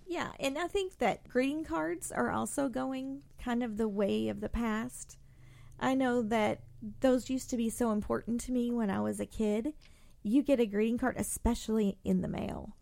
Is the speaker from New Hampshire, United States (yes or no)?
no; Indiana, United States; now in Louisville, United States; me growing up in Indiana